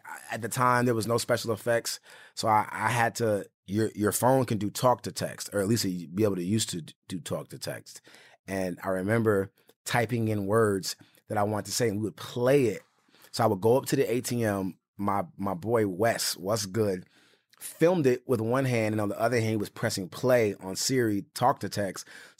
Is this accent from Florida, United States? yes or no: yes; Orlando, Florida, United States; moved away as an adult; also born or lived in Los Angeles; I'm born and raised in Orlando, Florida.